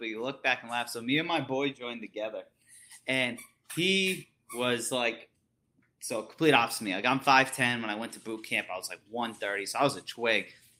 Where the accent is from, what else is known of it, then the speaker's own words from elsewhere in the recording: East Coast, United States; now in West Coast, United States; I'm from the East Coast